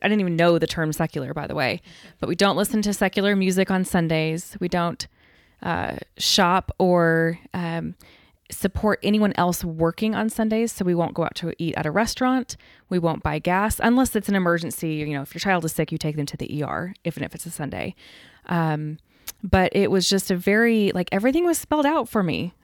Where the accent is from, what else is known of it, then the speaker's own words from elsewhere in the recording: Denver, Colorado, United States; now in Texas, United States; My family is all from New York, but I grew up in Denver because my dad was transferred.